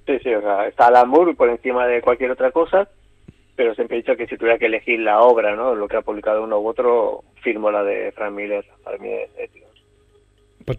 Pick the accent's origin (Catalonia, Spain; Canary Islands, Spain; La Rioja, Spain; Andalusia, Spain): Catalonia, Spain; Barcelona; also born or lived in L'Hospitalet de Llobregat; nací en Barcelona, pero nací en el, el Valle de aquí de Barcelona, que en aquella época creo que se llamaba Generalísimo Franco